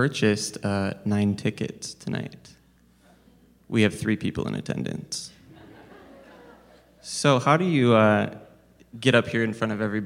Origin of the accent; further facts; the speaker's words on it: Spokane, Washington, United States; I'm from Spokane, Washington